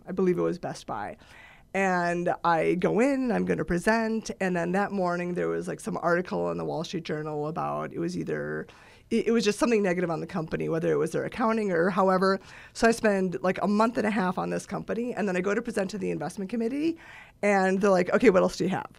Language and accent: English; Eagle River, Wisconsin, United States; moved away; I'm from Eagle River, Wisconsin